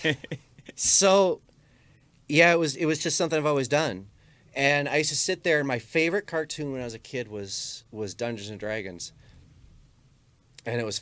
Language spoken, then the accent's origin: English; Armada, Michigan, United States; best friends when I was growing up in Armada